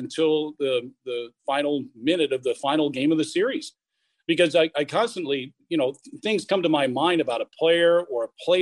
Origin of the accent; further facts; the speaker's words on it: United States; moved away as an adult; also born or lived in Indiana / Kentucky / Stevens Point, Wisconsin; I grew up in Indiana and Kentucky